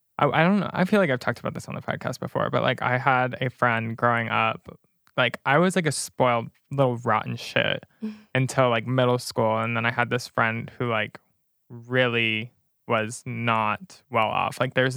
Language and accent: English; Flower Mound, Texas, United States; not on my side of Flower Mound.